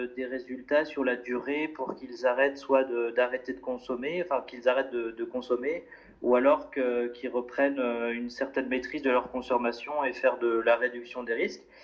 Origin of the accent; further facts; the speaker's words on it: France; moved away as an adult; now in Brussels, Belgium; je viens de France et puis je me suis installé depuis 5 euh, ans maintenant à Bruxelles